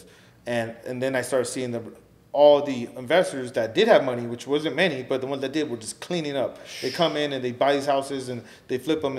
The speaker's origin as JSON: {"language": "English", "town": "Los Angeles", "region": "California", "country": "United States", "tie": "born or raised there", "said": "me growing up in the San Fernando Valley"}